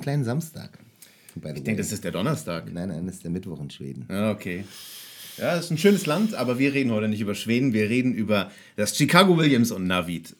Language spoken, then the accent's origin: German; Kiel, Schleswig-Holstein, Germany; zweite Bar in meiner Heimatstadt Kiel, in der ich gearbeitet habe